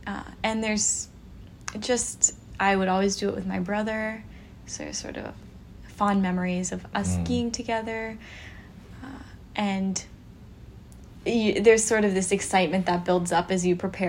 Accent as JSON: {"language": "English", "region": "Pacific Northwest", "country": "United States", "tie": "born or raised there", "said": "growing up in the Pacific Northwest, we are very rooted in outdoor activities."}